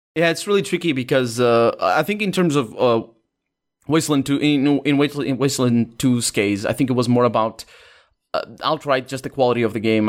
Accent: Portugal; English is a second language; I was born in Portugal. I live in Portugal. Never left the country, basically.

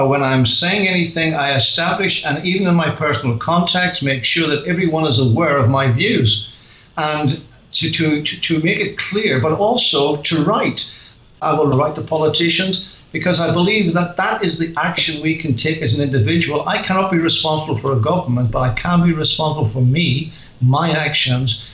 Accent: Belfast, Northern Ireland, United Kingdom; accent: Northern Irish; moved away as an adult; now in England; I am from Belfast and very familiar with the Belfast Christian Circle

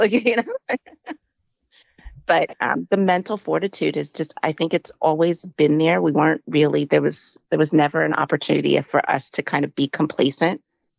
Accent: San Diego, California, United States; So we moved around a lot. We're originally from San Diego, California.

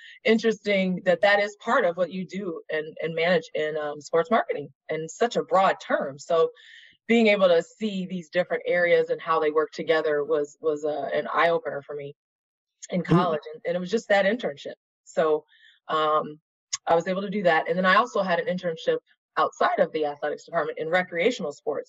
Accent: Des Moines, Iowa, United States; moved away as an adult; also born or lived in Oregon; now in Chicago, United States; I grew up in Des Moines, Iowa

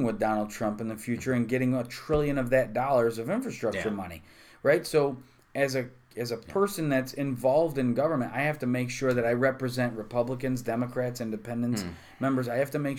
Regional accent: Utica, New York, United States; I'm from East Utica

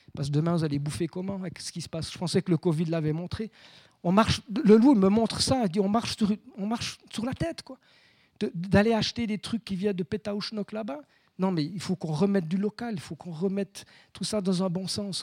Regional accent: Saint-Imier valley, Bernese Jura, Switzerland; also born or lived in Bauges, France; je suis jurassien, hein, je, suis né à, La Haute. ma mère à Courgémont

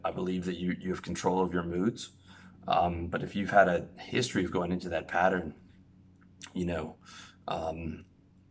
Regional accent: Canada; moved away as an adult; even as a Canadian

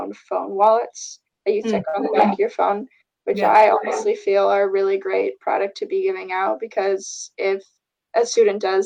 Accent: Fort Lauderdale, Florida, United States; moved away as an adult; now in Evanston, United States; I'm originally from Fort Lauderdale, Florida.

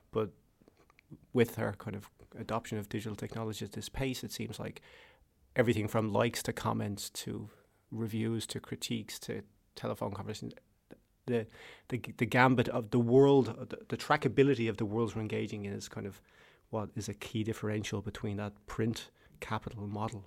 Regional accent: Ireland; Ireland. I'm Irish

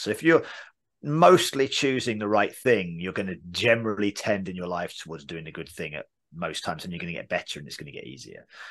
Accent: England, United Kingdom; accent: English; now in United States; "Where are you from?" I would say England

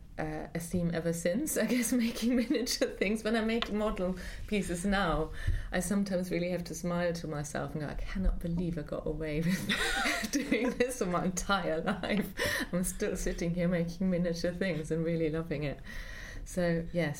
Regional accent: Munich, Bavaria, Germany; moved away; I grew up in Munich

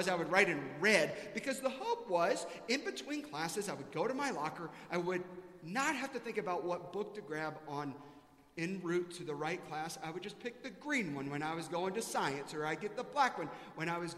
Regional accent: South Carolina, United States; now in Texas, United States; I grew up in South Carolina

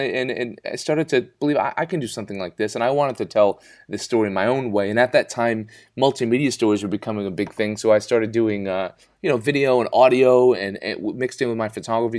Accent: Rhode Island, United States; also born or lived in San Francisco, United States; I grew up in Rhode Island in the United States. I moved to San Francisco. I was studying photojournalism there at San Francisco State University.

